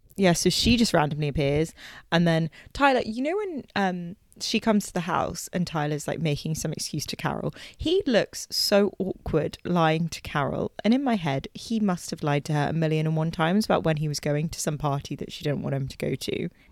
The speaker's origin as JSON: {"language": "English", "country": "United Kingdom", "said": "we're we're British"}